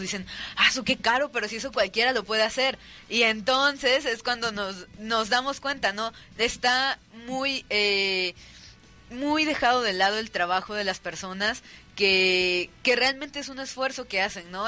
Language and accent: Spanish; Mexico; los mismos mexicanos no valoramos